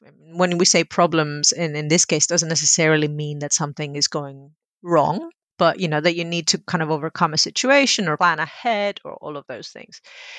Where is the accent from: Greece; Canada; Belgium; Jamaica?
Greece; So when I was growing up in Greece in the 80s, video games were a very male hobby.